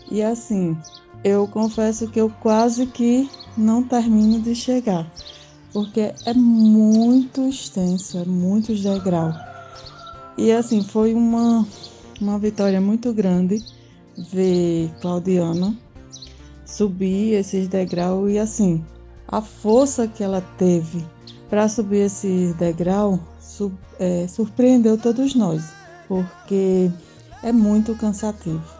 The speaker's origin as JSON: {"language": "Portuguese", "region": "Northeast Region", "country": "Brazil", "said": "É, sou nordestina com orgulho."}